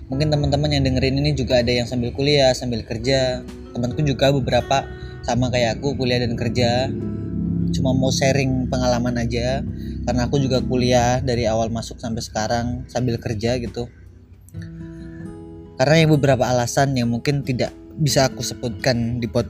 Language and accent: Indonesian; Cilacap, Central Java, Indonesia; aku asli dan lahir di Cilacap umur sekarang 22 tahunan